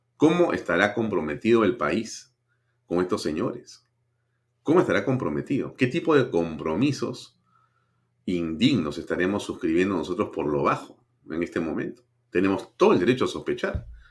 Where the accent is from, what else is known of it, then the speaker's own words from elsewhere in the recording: Peru; como peruano.